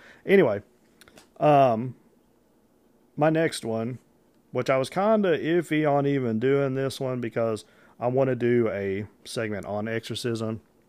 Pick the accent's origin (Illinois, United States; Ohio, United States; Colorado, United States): Illinois, United States; I'm not from Paducah, Kentucky. I'm from Illinois